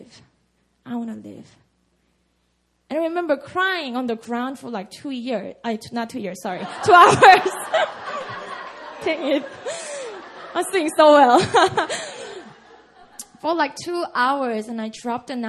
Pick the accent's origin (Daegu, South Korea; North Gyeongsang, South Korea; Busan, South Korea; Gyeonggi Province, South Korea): Busan, South Korea; English is a second language; now in Seoul, South Korea; my hometown, Busan